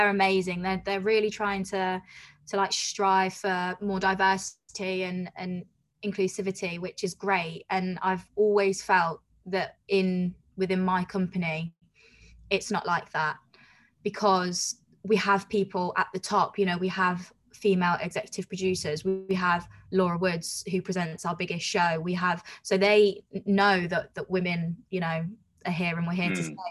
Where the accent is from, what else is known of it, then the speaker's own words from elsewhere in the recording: Coventry, West Midlands, United Kingdom; moved away as an adult; So I'm from Coventry, and I was commuting down to London